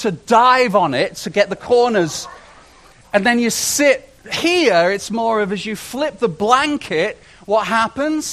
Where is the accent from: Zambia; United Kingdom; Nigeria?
United Kingdom; moved away as an adult; now in Canada; I spent the first 30 years of my life in Britain, in Great Britain, and it was a joy. I love being British. I'm Canadian as well now